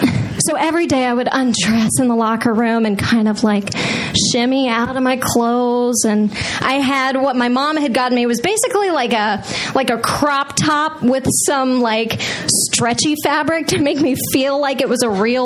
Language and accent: English; Texas, United States; I grew up in Texas, which is in the most Friday Night Lights, rural cow town you can ever imagine